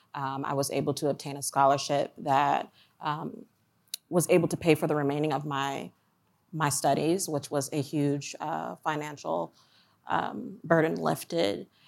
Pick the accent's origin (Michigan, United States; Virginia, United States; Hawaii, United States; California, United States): Michigan, United States; Ann Arbor; moved away as an adult; now in Columbia, Maryland, United States; I'm originally from Ann Arbor, Michigan, um, but through an acquisition of the company that I was formerly working at, uh, they had moved me to Columbia, Maryland.